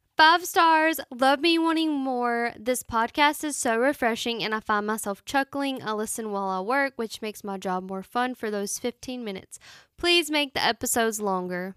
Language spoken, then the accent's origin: English; United States; Carowinds is a theme park in my hometown